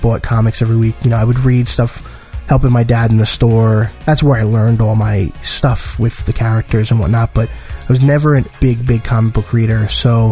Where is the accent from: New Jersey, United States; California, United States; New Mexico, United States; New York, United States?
New York, United States; New York City; I was born and raised in Brooklyn, New York